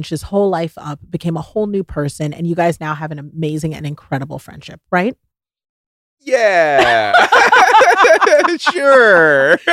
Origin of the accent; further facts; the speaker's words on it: the South, United States; bless people's hearts. I'm from the South, bless their hearts.